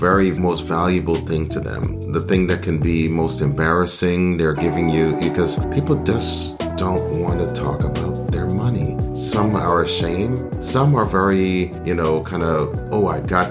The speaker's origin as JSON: {"language": "English", "area": "D.C. area", "region": "Maryland", "country": "United States", "tie": "born or raised there", "also_born_or_lived": "Guyana / South Carolina / Delaware", "moved": "as an adult", "lives_now": "Tampa, United States", "said": "I was born in Guyana in South America. That's when I came to the United States when I was 10 years old, to the Maryland, D.C. area. It was a very hustle bustle, you know, but that was where I spent most of my elementary school, middle school, high school"}